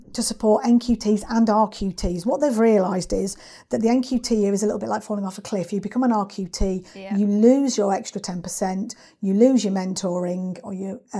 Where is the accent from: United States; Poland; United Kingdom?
United Kingdom; Lincolnshire, East Midlands; moved away as an adult; also born or lived in Lancashire / Manchester; I'm not from around here, I'm from Lincolnshire originally